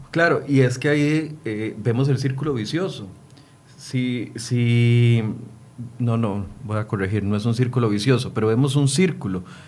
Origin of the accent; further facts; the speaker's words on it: Costa Rica; como costarricense